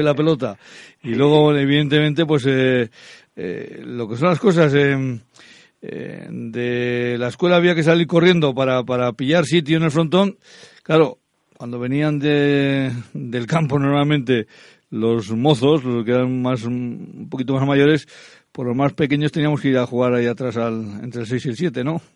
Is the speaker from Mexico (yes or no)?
no; Laguardia, Basque Country, Spain; yo soy de La Guardia.